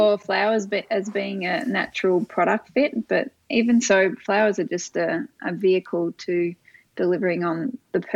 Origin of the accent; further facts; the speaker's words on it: Melbourne, Victoria, Australia; moved away; also born or lived in Sydney; I'm originally from Melbourne